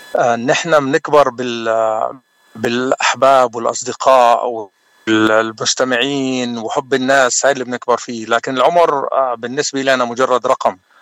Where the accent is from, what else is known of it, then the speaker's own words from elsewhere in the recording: Jwaya, South Governorate, Lebanon; now in San Antonio, United States; انا من جويه من الجنوب اللبناني وصار لي بالاغتراب اكثر من 30 سنه